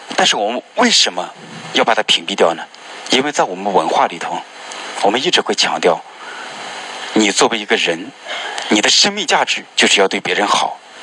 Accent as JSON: {"language": "Chinese", "country": "China", "said": "我们作为中国人"}